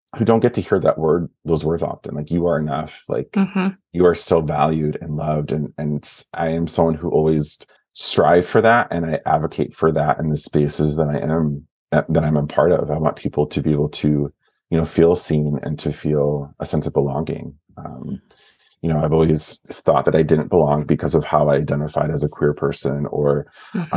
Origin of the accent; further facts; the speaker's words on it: Wisconsin, United States; moved away; also born or lived in Twin Cities / Southern California; I am originally from the Midwest. I'm from Wisconsin, born not born and raised, but raised.